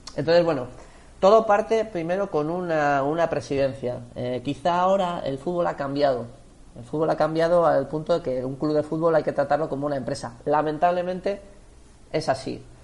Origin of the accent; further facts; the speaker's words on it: Biscay, Basque Country, Spain; muchos vizcaínos somos del Athletic